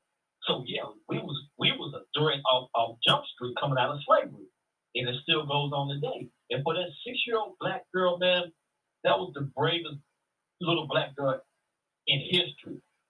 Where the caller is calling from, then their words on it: Dallas, Texas, United States; calling from Dallas, Texas.